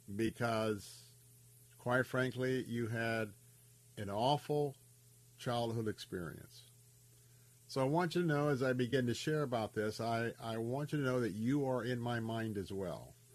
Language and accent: English; Tampa, Florida, United States; I grew up in the West Tampa area, born and raised here